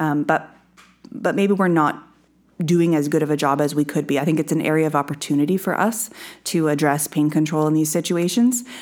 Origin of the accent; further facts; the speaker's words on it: Bruce County, Ontario, Canada; I grew up in Bruce County, around a lot of beef cattle